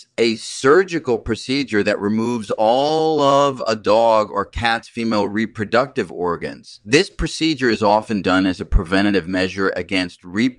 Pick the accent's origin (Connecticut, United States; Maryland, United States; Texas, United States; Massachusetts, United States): Massachusetts, United States; Cambridge; I grew up in Cambridge, Massachusetts, and I did my undergraduate studies at the Massachusetts Institute of Technology.